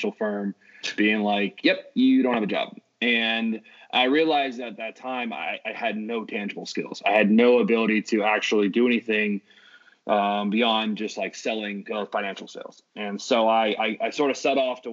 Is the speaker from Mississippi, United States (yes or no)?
no; San Francisco, California, United States; I grew up in San Francisco